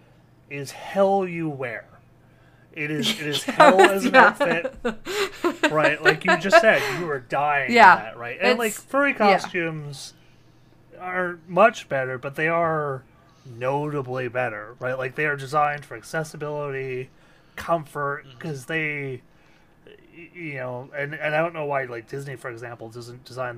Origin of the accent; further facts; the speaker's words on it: Canada; I'm from Canada